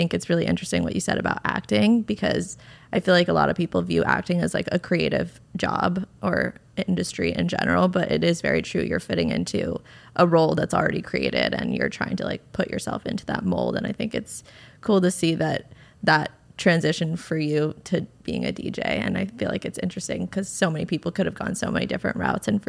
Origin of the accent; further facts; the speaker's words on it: Westchester, New York, United States; I went to a small private school in Westchester, so I'm from New York originally